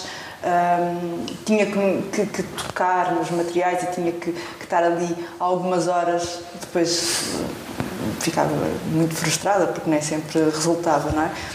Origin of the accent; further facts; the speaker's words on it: Portugal; sou portuguesa